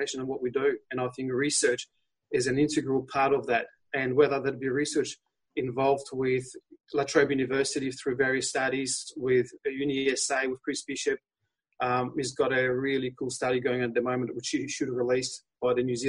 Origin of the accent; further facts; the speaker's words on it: Poland; accent: Polish; moved away; my Polish accent's coming through. I was born in Poland